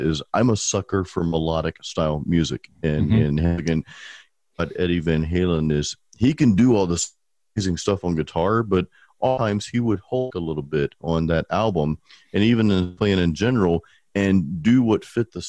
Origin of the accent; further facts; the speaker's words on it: Pensacola, Florida, United States; now in Tampa, United States; I was actually born and raised in Pensacola